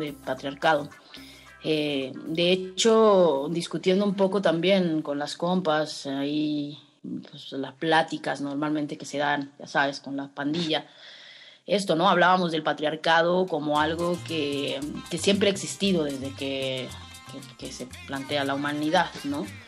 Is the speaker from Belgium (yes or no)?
no; Mexico; also born or lived in Mexico City / Bacalar; como mujeres mexicanas